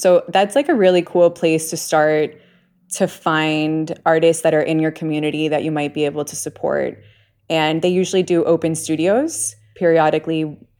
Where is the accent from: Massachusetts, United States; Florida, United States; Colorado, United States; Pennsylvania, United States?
Florida, United States; Miami; also born or lived in New York / Bay Area; I'm from Miami. I lived a long time in New York, and then I have the California, you know, I lived in the Bay Area.